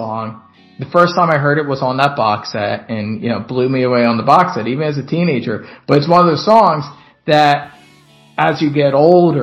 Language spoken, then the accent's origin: English; Northeast, United States; I'm from the Northeast